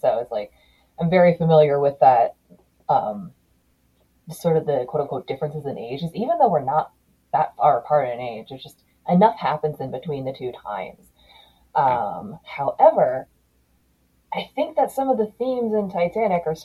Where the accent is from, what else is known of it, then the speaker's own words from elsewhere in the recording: Maryland, United States; I'm from Maryland